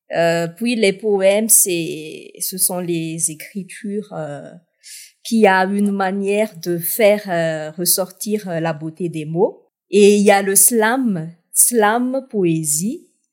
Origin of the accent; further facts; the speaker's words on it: Toliara, Atsimo-Andrefana, Madagascar; j'ai pu représenter euh, ma ville natale, Tuléar, au slam national